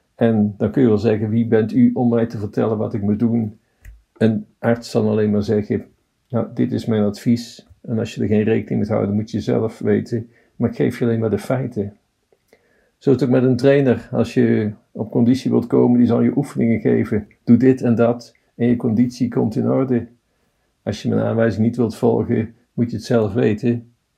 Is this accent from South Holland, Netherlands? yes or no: no; Tilburg, North Brabant, Netherlands; Ik ben een Tilburger.